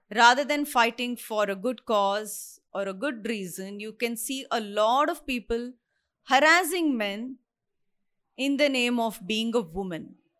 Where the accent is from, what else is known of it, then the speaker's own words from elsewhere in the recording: India; I'm an Indian, I stay here